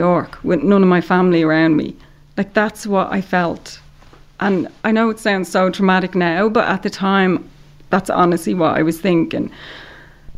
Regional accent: Ireland; I'm Irish

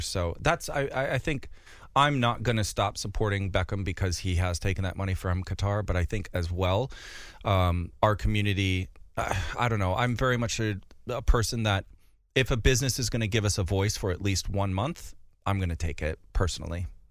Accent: North Dakota, United States; now in London, United Kingdom; where I grew up in Far Gardner, North Dakota

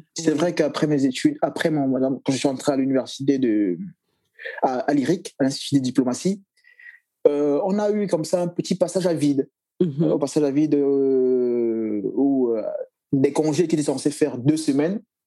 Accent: Cameroon; je suis Camerounais

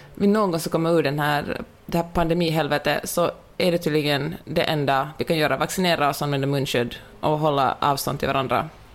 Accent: Finland; accent: Finland Swedish; moved away; also born or lived in Sweden; jag, är väldigt stolt över min finlandssvenska

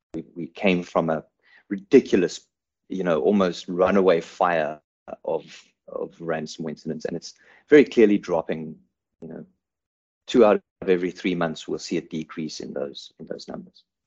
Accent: South Africa; also born or lived in Cape Town; I'm a, I'm a South African based in, in Cape Town

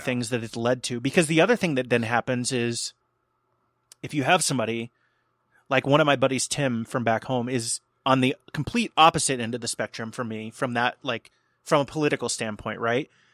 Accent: outside of Cincinnati, Ohio, United States; I had a show that I produced in my hometown outside of Cincinnati

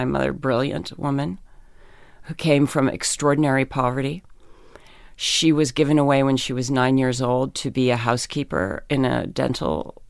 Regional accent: Pennsylvania, United States; In Pennsylvania.

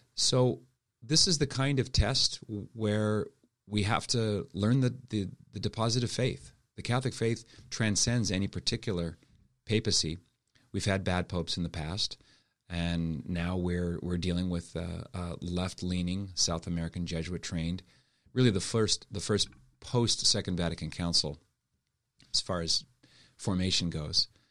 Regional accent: Halifax, Nova Scotia, Canada; moved away as an adult; also born or lived in Montreal / Toronto / Ottawa / Steubenville; I was born and raised in Halifax

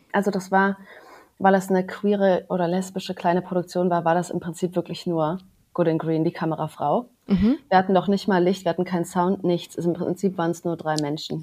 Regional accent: Cologne, North Rhine-Westphalia, Germany; moved away; also born or lived in Düsseldorf; Ich habe damals noch in Köln gelebt, also ich komme aus Köln übrigens

